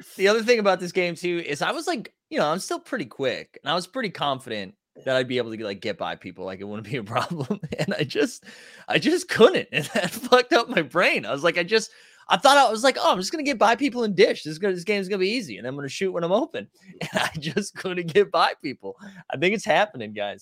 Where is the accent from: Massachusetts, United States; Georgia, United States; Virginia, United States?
Massachusetts, United States; I'm from Massachusetts